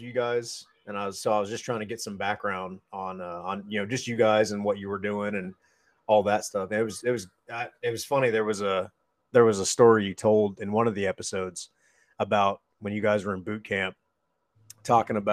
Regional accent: Erie, Pennsylvania, United States; also born or lived in Texas / North Carolina; my parents moved to Pennsylvania when I was not quite 2

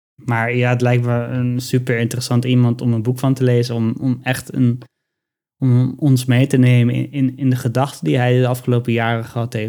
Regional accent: Netherlands; we zijn als, als Nederlanders

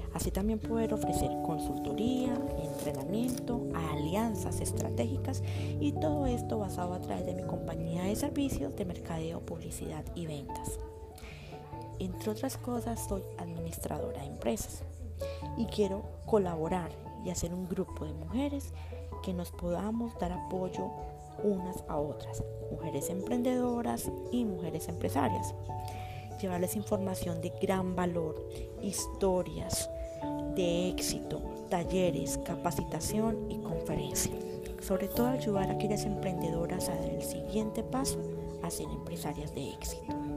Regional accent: Colombia; now in United States; soy colombiana

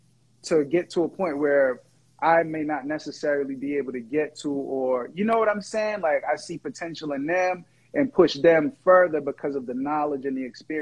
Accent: Jamaica; also born or lived in Boston; Yo. Yo. First of all, I'm Jamaican. Let's put it.

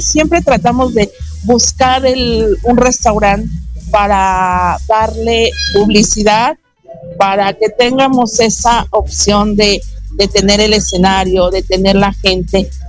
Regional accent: Mexico; nos identifica como mexicanos

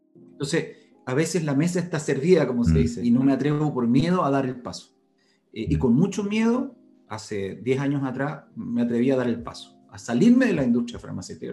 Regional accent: Santiago, Santiago Metropolitan Region, Chile; yo nací acá en Santiago, hijo de un padre español

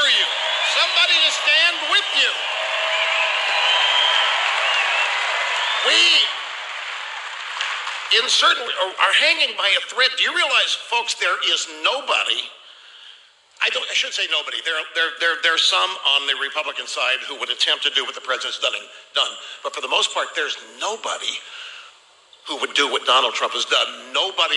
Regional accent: Cape Girardeau, Missouri, United States; I'm from Cape Girardeau

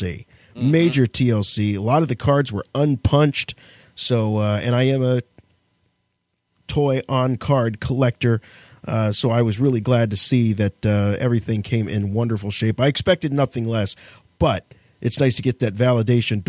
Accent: United States; I'm American

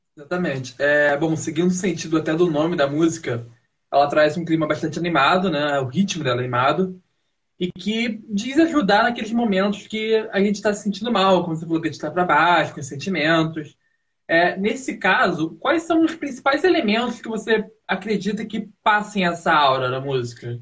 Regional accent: Rio de Janeiro, Brazil; now in São Paulo, Brazil; eu sou do Rio de Janeiro

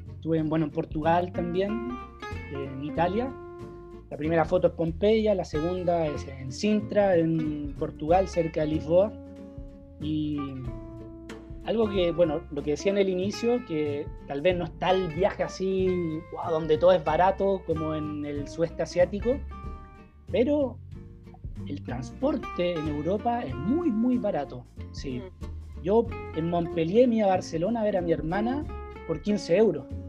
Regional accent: Viña del Mar, Valparaíso, Chile; moved away as an adult; now in France; soy de Viña, no sé si atreverme a decirme, a llamarme citadino

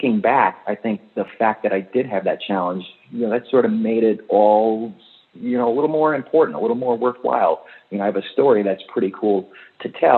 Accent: Albany, New York, United States; I grew up in Albany, New York, across the street from the New York State Training

